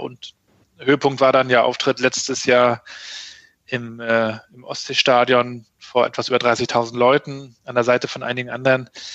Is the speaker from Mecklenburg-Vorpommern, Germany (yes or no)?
yes; Rostock, Mecklenburg-Vorpommern, Germany; ich bin ähm, Rostocker Jung, 80er 68er Jahrgang, ähm, in der DDR noch aufgewachsen